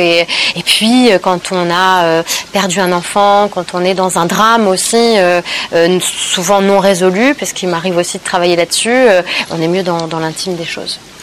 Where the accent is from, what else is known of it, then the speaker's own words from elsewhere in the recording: Normandy, France; je suis née dans la Normandie après-guerre